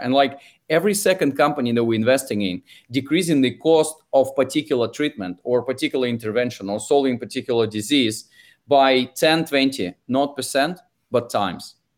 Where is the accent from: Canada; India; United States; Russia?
Russia; English is a second language; now in London, United Kingdom; if you can tell from my accent, I'm originally from Russia and spend most of my time in London